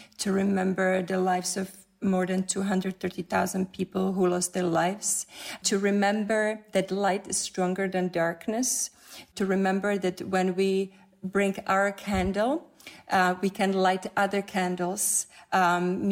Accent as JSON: {"language": "English", "country": "Czechia", "tie": "born or raised there", "moved": "yes", "said": "I grew up in Czech Republic"}